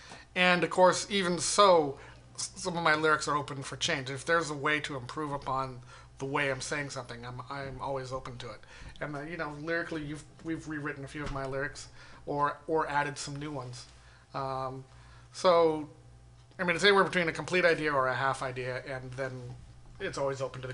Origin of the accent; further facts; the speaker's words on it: Novato, California, United States; And that was here in the Bay Area. I mean, I grew up in Novato.